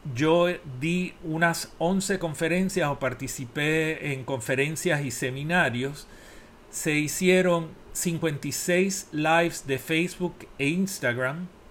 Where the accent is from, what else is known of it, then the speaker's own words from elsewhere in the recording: Puerto Rico; moved away as an adult; Soy el primer puertorriqueño acreditado